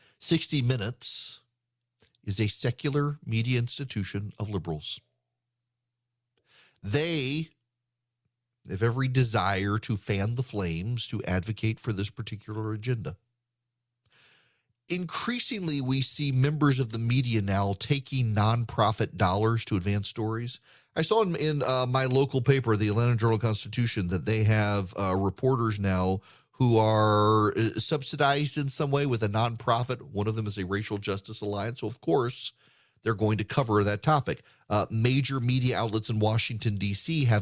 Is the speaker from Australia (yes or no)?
no; Dubai, United Arab Emirates; born or raised there